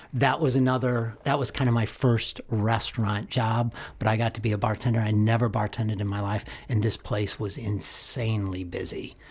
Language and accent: English; Omaha, Nebraska, United States; moved away as an adult; also born or lived in Lincoln, Nebraska / Evanston, Illinois; now in Chicago, United States; Omaha, Nebraska, born in nineteen sixty-two.